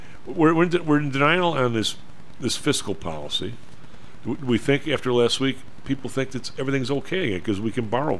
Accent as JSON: {"language": "English", "town": "Evergreen Park", "region": "Illinois", "country": "United States", "tie": "born or raised there", "also_born_or_lived": "Chicago", "said": "I say I'm from Chicago because I am. That's where it was when I was real young, but then most of my years were actually in Evergreen Park, where across the street was Chicago."}